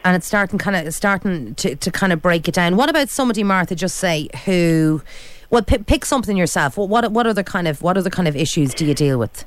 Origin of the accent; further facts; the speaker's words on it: Ireland; We're Irish